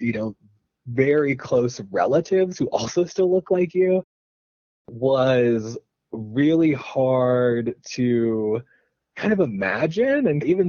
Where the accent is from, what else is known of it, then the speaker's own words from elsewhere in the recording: Ohio, United States; born there; I guess I was lucky that I was born in Ohio